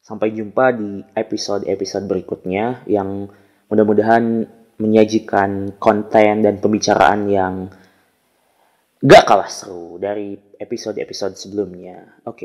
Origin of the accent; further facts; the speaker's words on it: Tasikmalaya, West Java, Indonesia; khususnya yang ada di Tasikmalaya karena saya berasal dari Tasik Eh, kemudian Jawa Barat dan umumnya di Indonesia gitu.